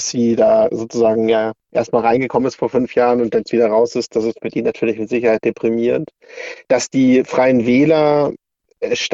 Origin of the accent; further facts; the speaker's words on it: Würzburg, Bavaria, Germany; Für Würzburg, ich komme ja aus Würzburg